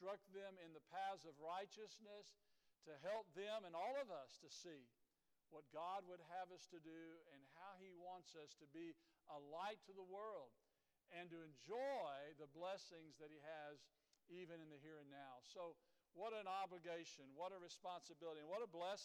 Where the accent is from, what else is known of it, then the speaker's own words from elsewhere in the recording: Dripping Springs, United States; I was born in Dripping Springs, was raised here